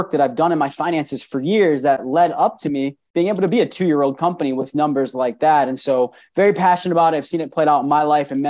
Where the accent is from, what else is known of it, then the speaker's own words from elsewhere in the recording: Rochester, New York, United States; moved away as an adult; also born or lived in Maryland; I'm originally from New York, Rochester, New York. Moved 6 hours away to Maryland to go to college